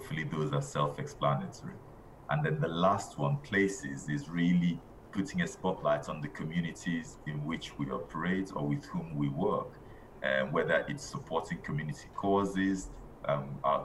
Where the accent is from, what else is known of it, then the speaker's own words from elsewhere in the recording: Nigeria; now in United Kingdom; I'm originally Nigerian.